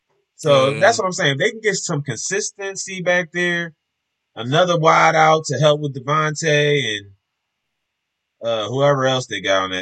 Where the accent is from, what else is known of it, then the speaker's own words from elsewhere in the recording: Alabama, United States; I'm from Bama. We do this.